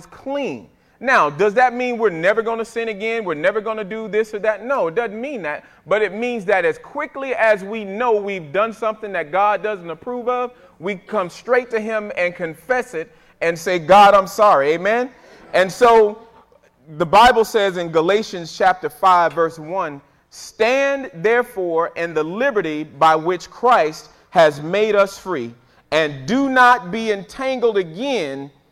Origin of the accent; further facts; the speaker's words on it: Fort Pierce, Florida, United States; When I was growing up in Fort Pierce, Florida, little boy